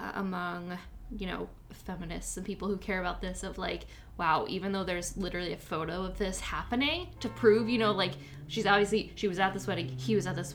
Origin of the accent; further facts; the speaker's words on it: New York, United States; as a New Yorker